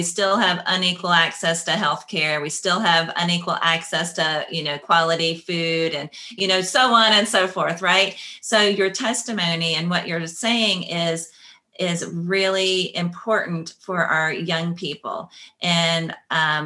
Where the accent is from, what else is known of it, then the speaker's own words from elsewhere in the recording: Kentucky, United States; moved away; I grew up in Kentucky in a small town that's half Black, half white